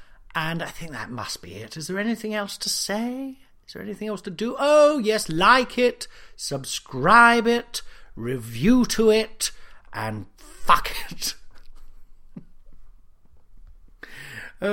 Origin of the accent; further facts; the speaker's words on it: Nottingham, East Midlands, United Kingdom; Because I'm from Nottingham, I've never managed to properly pronounce the U sound, you know.